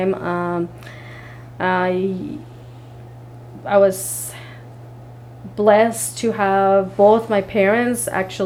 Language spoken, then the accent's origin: English; Salcoatitán, Sonsonate, El Salvador; now in United States; We lived in a very small town called Salcuatitan